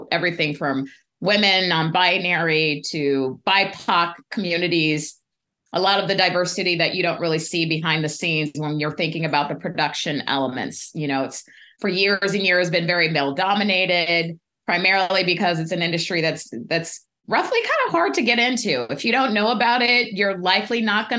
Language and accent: English; Pasadena, California, United States; also born or lived in Denver, Colorado; I grew up in Pasadena